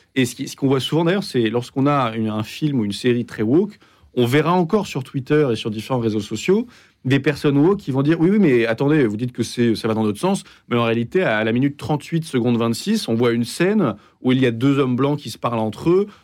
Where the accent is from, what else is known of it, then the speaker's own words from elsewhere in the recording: United Kingdom; moved away; also born or lived in London / Exeter; j'ai grandi au Royaume-Uni